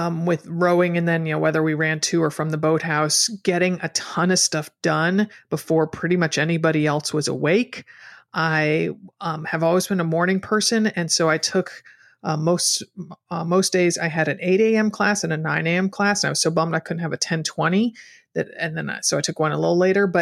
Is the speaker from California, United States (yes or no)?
no; Stamford, Connecticut, United States; now in Portland, United States; I'm a native of Connecticut